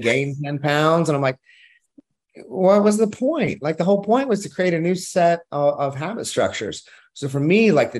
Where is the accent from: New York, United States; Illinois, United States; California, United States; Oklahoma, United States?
Oklahoma, United States; I'm from Oklahoma